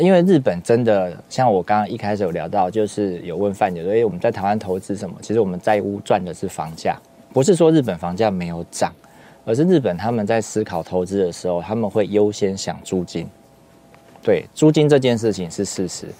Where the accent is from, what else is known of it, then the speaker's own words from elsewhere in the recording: Taiwan; 我们台湾人如果我住三重，我住林口，我住信义大安区，我们会不会很差别化？